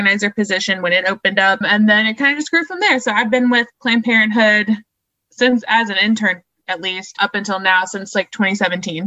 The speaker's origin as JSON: {"language": "English", "town": "Morgantown", "region": "West Virginia", "country": "United States", "tie": "born or raised there", "also_born_or_lived": "Shepherdstown, West Virginia", "said": "I grew up in Morgantown, but I went to school in Shepherdstown at Shepherd University"}